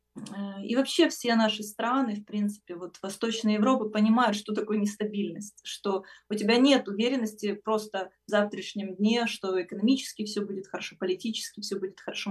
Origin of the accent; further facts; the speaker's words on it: Ukraine; я с Украины